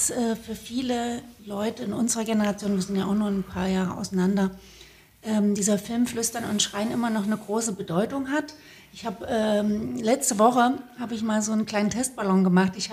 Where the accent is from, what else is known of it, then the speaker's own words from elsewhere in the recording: Leipzig, Saxony, Germany; Ich bin Leipzigerin. Ah, verrückt, ich ja. bin Konnewitzerin